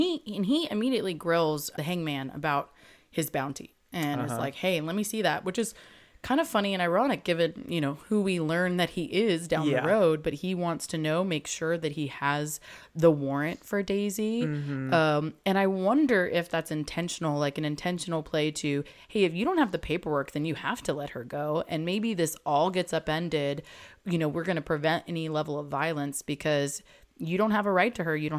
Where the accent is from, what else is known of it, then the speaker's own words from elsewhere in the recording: England, United Kingdom; born there; I was born in England, I'm allowed to say that.